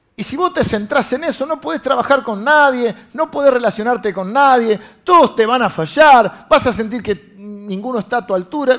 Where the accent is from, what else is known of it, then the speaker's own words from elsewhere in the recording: Buenos Aires, Argentina; nosotros los de Buenos Aires